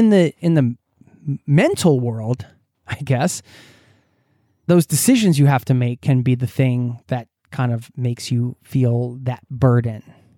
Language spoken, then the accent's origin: English; United States; so I hope you're doing well over in my home country